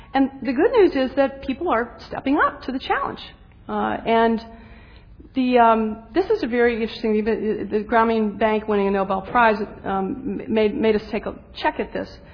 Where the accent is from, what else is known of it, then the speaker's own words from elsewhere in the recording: the South, United States; I'm a Southerner